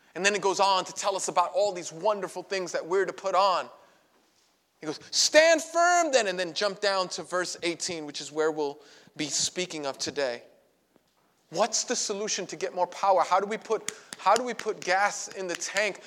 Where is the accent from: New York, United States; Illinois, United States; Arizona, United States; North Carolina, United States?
New York, United States; New York City; I grew up in Brooklyn